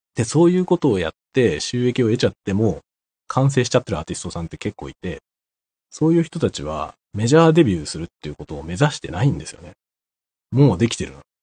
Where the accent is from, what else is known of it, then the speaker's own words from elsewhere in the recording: Tokyo, Japan; moved away; 僕の実家東京なんですけど